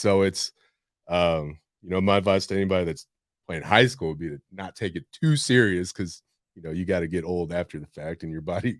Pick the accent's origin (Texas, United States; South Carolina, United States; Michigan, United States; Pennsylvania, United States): Texas, United States; San Antonio; I was born, raised here, left for school, high school, college, spent a couple of years doing different things in Arizona, California, and decided to come back here.